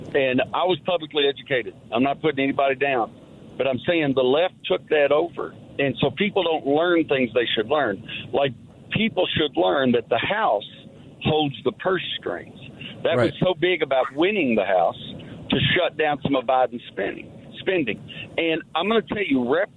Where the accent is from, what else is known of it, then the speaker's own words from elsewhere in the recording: Kentucky, United States; my home state of Kentucky